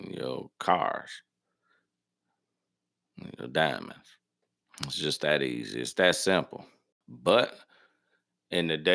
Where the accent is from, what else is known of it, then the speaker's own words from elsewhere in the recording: Midwest, United States; Like, okay, in the South, and I'm from the Midwest, it's different.